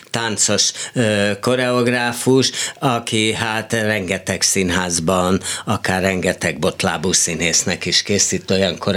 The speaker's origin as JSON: {"language": "Hungarian", "town": "Esztergom", "region": "Komárom-Esztergom", "country": "Hungary", "tie": "born or raised there", "said": "Magyarországon születtem. Igen. Na, ha Esztergom Magyarországon van."}